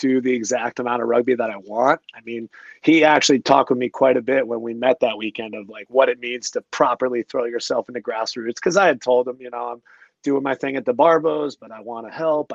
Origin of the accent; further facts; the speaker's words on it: Connecticut, United States; moved away as an adult; also born or lived in Australia / Colorado; now in Denver, United States; I grew up in Connecticut